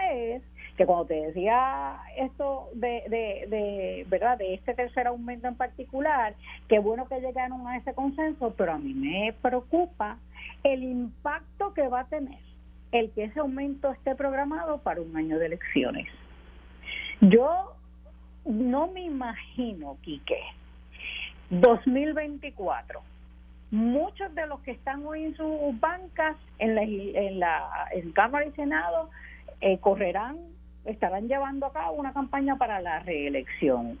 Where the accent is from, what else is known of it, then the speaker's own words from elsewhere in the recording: Puerto Rico; como puertorriqueña